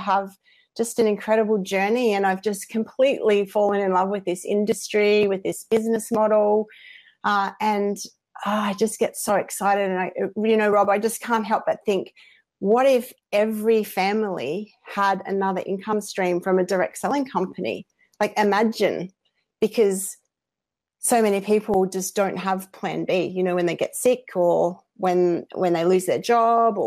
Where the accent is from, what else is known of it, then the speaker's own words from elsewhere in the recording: Australia; accent: Aussie; I hope you can all understand my accent for the non-Aussies